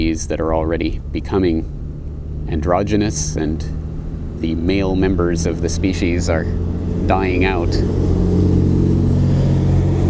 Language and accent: English; Canada; now in Japan; I come from one called Canada.